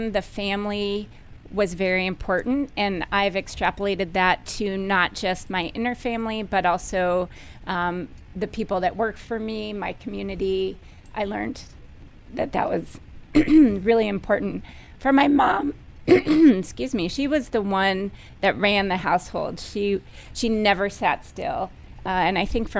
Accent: Fairfax County, Virginia, United States; Originally from this area, Fairfax County.

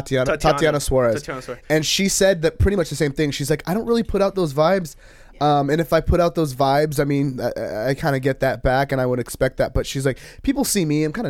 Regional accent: Anaheim, California, United States; I was born and raised in Anaheim

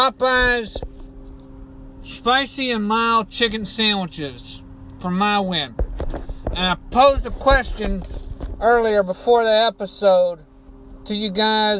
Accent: Beaumont, Texas, United States; my hometown of Beaumont, Texas

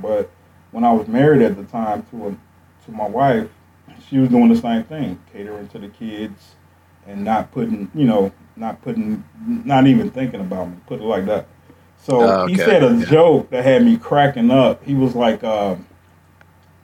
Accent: Chicago, Illinois, United States; moved away as an adult; now in Milwaukee, United States; my experience growing up on the South Side

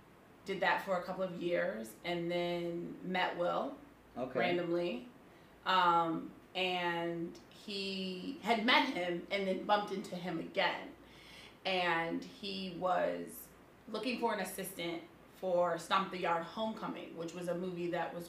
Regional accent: West Bloomfield, Michigan, United States; moved away; also born or lived in Atlanta; I'm from West Bloomfield, Michigan. Okay. Suburbs of Detroit. Okay. Born and raised.

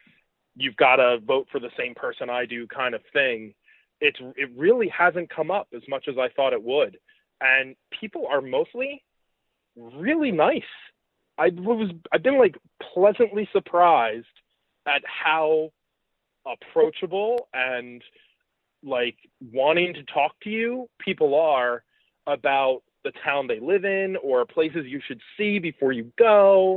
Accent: New York, United States; where are you from? And I said, New York.

